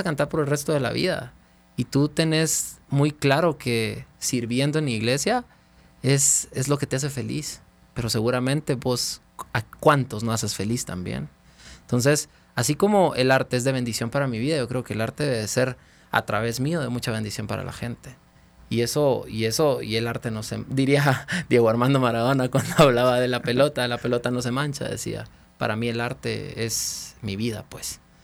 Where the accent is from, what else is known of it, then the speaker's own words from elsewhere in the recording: Guatemala; moved away as an adult; also born or lived in Los Angeles; paré regresando a Guatemala a formar mi verdadero sueño siete años después